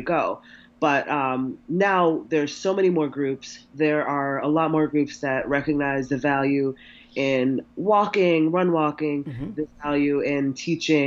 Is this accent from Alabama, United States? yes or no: no; New York City, New York, United States; my hometown in Harlem